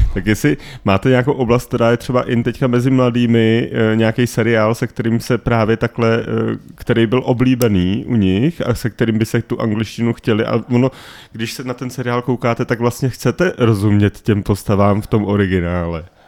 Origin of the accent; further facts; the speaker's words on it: Czechia; já jsem byl poblíž rakouských hranic